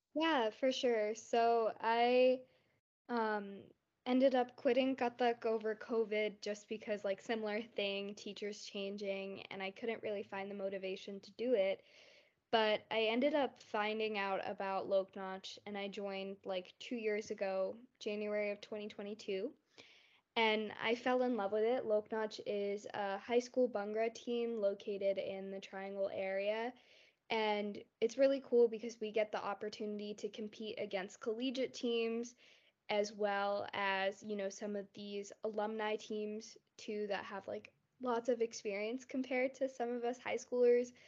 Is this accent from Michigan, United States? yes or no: no; North Carolina, United States; also born or lived in Morrisville, North Carolina / Cary, North Carolina; I was born in North Carolina